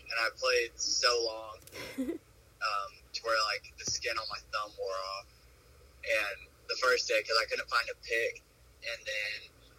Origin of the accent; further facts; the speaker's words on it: Marble Falls, Texas, United States; moved away as an adult; also born or lived in Austin, Texas; now in Houston, United States; I was born and raised in Marble Falls.